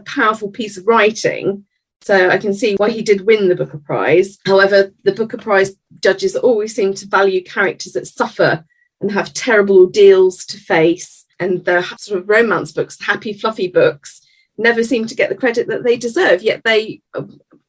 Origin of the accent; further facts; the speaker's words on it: Edinburgh, Scotland, United Kingdom; I was brought up in Edinburgh